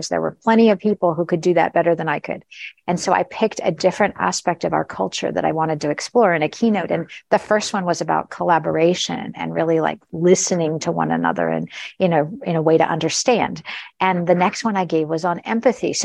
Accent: United States; suddenly being an American manager, managing people in Europe and Asia

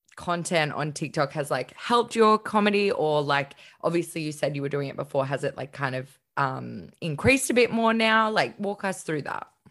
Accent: Queensland, Australia; also born or lived in Melbourne / Gold Coast; I'm a Queensland girl

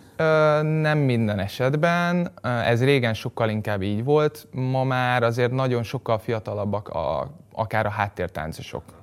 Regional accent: Budapest, Hungary; a 17. kerületben, mert én ott nőttem föl

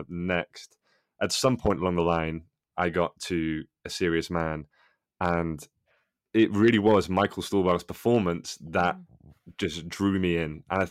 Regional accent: United Kingdom; As a Brit, as you guys might say, I always relate more to the East Coast American sensibility.

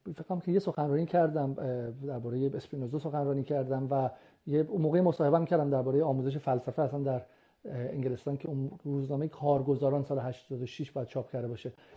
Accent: Iran; moved away as an adult; also born or lived in United Kingdom; من سال 79 از از ایران اومدم درسم رو موقع تمام کرده بودم تو ایران

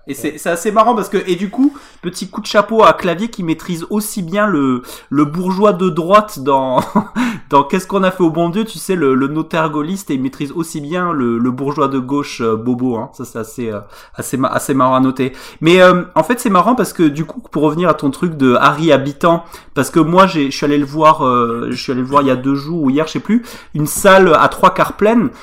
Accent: Tarn, Occitania, France; je, me sens offensé en Tarnais

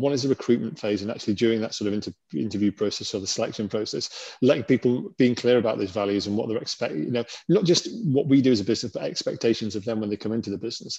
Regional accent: Lake District, North West England, United Kingdom; now in Innsbruck, Austria; I grew up in the Lake District

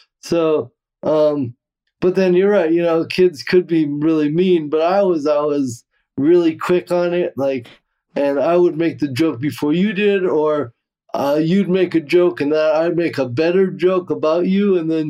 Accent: Cameroon; born there; Yeah. Well, so I was born in Cameroon, West Africa. I don't know if we ever discussed that.

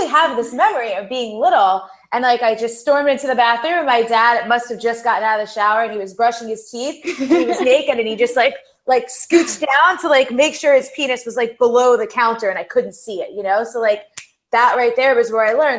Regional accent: United States; growing up playing sports here in the United States

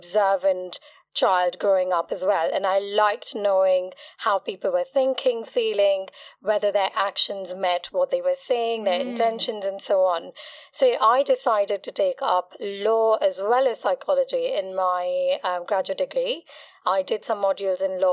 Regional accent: Mumbai, Maharashtra, India; moved away as an adult; also born or lived in England; now in London, United Kingdom; I'm from Mumbai. Yeah. I belong to a small community within the Gujaratis called Kutchis. I trained in psychology initially in Mumbai

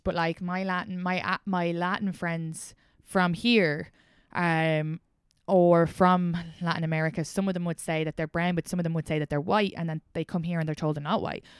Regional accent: outside Dublin, Leinster, Ireland; accent: Irish; moved away as an adult; now in New York, United States; I grew up outside Dublin

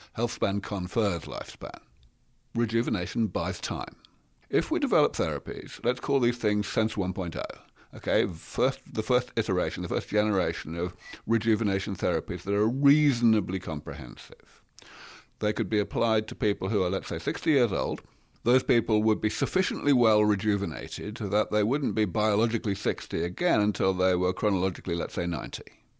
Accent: England, United Kingdom; I'm from England, you see. We have a civilized

